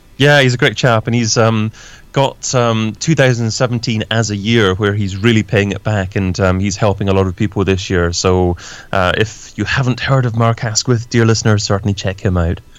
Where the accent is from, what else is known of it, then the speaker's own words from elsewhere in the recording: Scotland, United Kingdom; now in London, United Kingdom; I'm originally from Scotland, but I'm based in London myself, in the UK as well